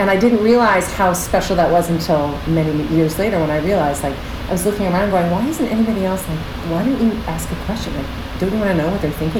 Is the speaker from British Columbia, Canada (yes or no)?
no; Pickering, Ontario, Canada; now in New York, United States; I grew up in Toronto, Canada, just outside of Toronto, in this little town called Pickering